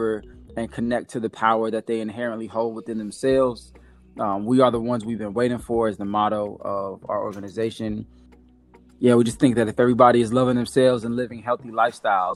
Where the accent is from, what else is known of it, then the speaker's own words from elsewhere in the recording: Chicago, Illinois, United States; moved away as an adult; also born or lived in New York / the South; now in Atlanta, United States; I was born in New York, lived in the South from like 2 to 6 or 7, and moved to Chicago and lived there until almost 30